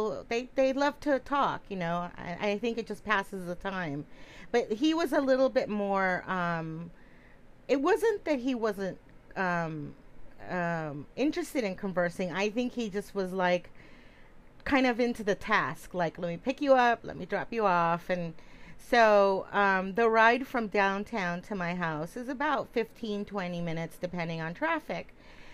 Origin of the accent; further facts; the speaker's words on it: California, United States; now in Connecticut, United States; I'm originally from California